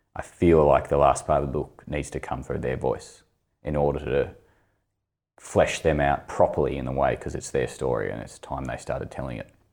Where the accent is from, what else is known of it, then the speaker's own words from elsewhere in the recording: Launceston, Tasmania, Australia; also born or lived in Greens Beach; I grew up in Launceston